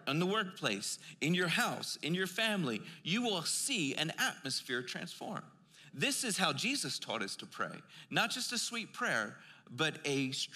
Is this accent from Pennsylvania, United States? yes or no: yes; Philadelphia, Pennsylvania, United States; I'm from Philly